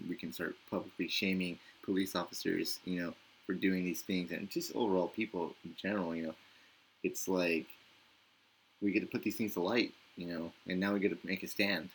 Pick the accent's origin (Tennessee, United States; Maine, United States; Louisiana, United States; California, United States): California, United States; Victorville; now in Mobile, United States; my hometown in Victorville